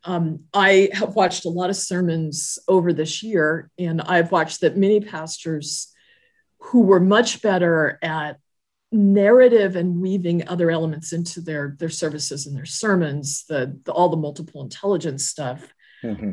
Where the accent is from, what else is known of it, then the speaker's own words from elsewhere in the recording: Southern California, United States; moved away as an adult; now in Pennsylvania, United States; I grew up in Southern California, now am transplanted to Pennsylvania